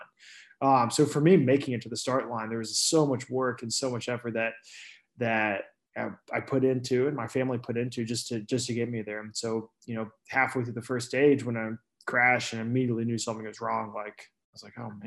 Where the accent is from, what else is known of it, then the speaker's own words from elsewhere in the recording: Houston, Texas, United States; also born or lived in Girona, Spain; now in Austin, United States; I am from Houston. So I grew up there, and about 10 years ago after high school, I moved to Austin